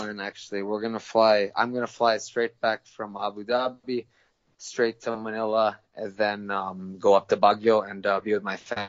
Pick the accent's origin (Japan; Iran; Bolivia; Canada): Japan; Tokyo; I was born and raised in Tokyo, Japan, actually. I'm half Filipino, half American, but I was born and raised in Tokyo, Japan because my parents are international school teachers.